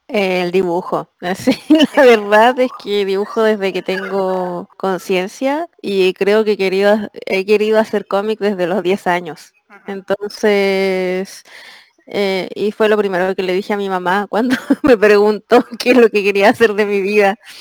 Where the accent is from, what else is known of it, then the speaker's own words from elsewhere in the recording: Chile; now in Spain; siempre en Chile, siempre, siempre, siempre abría los ojos